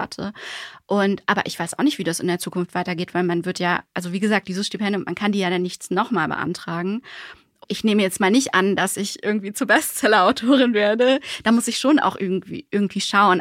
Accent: Germany; also born or lived in Switzerland / Bonn; wir als Deutsche

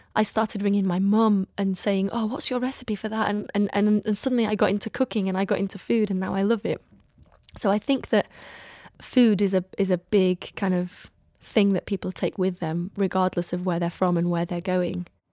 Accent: Iraq; moved away; what I grew up with in Iraq

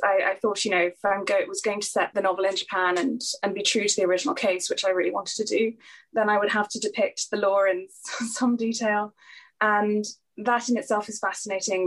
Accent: Singapore; moved away; also born or lived in York / Cambridge / Oxford; I'm from Singapore, and uh, you know that's where I grew up

